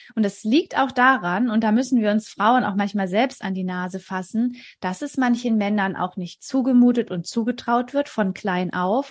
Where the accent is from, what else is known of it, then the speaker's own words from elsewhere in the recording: near Stuttgart, Baden-Württemberg, Germany; Ich komme aus der Nähe von Stuttgart. Ich lebe hier mit meinem Mann und unseren drei Kindern